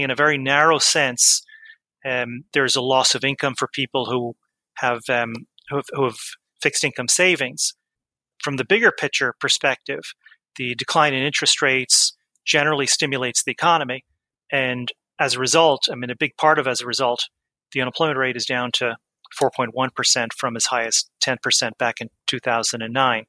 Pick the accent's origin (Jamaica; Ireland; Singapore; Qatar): Ireland; Offaly, Leinster; now in New York, United States; grew up in Ireland